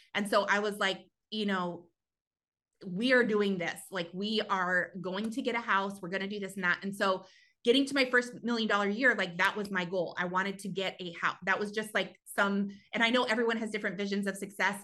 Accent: New Mexico, United States; moved away as an adult; also born or lived in California; I actually grew up in New Mexico, um, a really, really teeny tiny town

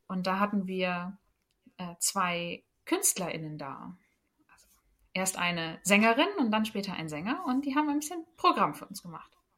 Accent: Germany; Ich äh, komme aus einem kleinen Dörfchen in der Nähe von Bremen

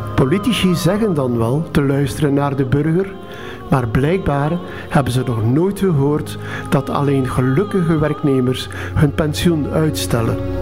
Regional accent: Jabbeke, Flanders, Belgium; moved away; Tien jaar geleden ging ik nog eens terug naar mijn geboortedorp, Zerkegem. Nu Jabeke.

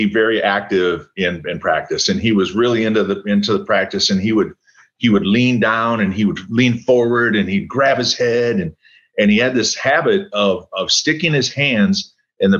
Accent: Coon Rapids, Minnesota, United States; moved away; also born or lived in Robbinsdale, Minnesota / Colorado; I grew up in a town called Coon Rapids

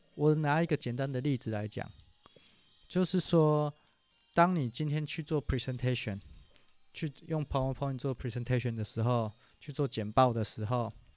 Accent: Taichung, Taiwan; 因为我是中部人

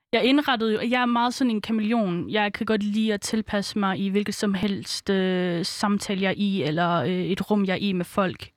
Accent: Aarhus, Central Denmark Region, Denmark; also born or lived in Svendborg, Funen; jeg er jo født på Fyn, så øh, vi startede først ud med at være på Fyn, øhm, og så øhm, fik min far et arbejde nær Aarhus, så flyttede vi til Aarhus. Øh, og der gik jeg så på en indvandrerskole

